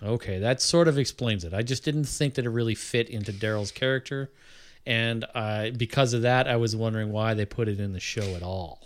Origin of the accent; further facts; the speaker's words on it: Canada; I'm Canadian